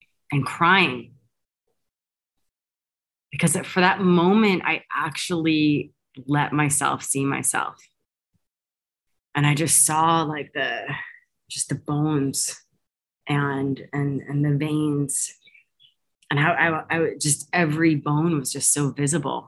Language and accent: English; United States; I'm American by birth